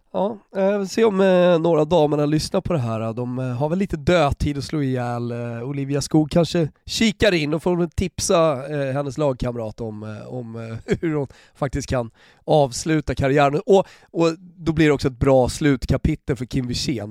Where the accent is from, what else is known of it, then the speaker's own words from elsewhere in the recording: Sweden; Som svensk